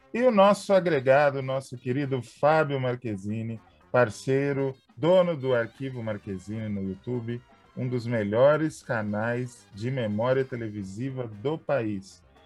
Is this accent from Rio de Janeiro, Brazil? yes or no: no; São Paulo, Brazil; now in São José do Rio Preto, Brazil; na minha infância, quando eu morava em São Paulo, capital